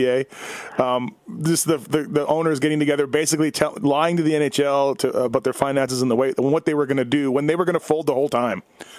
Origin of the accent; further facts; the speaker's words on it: Winnipeg, Manitoba, Canada; Growing up in Winnipeg